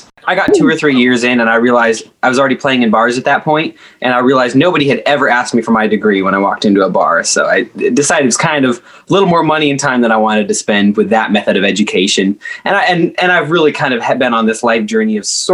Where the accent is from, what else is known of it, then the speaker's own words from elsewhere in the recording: Oregon, United States; moved away as an adult; now in Nashville, United States; Originally Oregon. about an hour outside of Portland, the real Oregon, I like to say, between Portland and the coast. So I grew up on the edge of a state forest